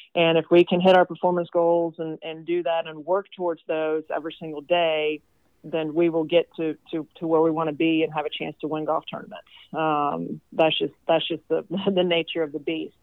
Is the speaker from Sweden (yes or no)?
yes; Sweden; also born or lived in Tennessee; now in Kentucky, United States; I'm from Sweden, so I don't have any family outside of his family here